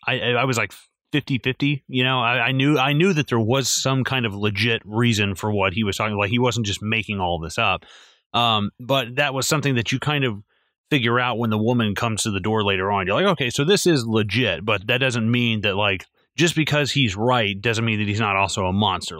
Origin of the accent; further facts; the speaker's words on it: the South, United States; I'm from the, I'm from the South